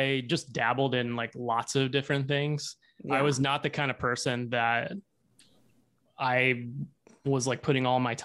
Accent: Hot Springs, Arkansas, United States; moved away as an adult; now in Seattle, United States; I grew up in Arkansas. I grew up in Hot Springs.

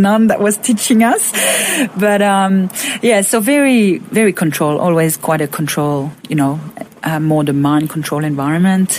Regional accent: Roquebrune-Cap-Martin, Provence-Alpes-Côte d'Azur, France; moved away; also born or lived in Monaco; I'm from a little town called Roquebrune-Cap-Martin.

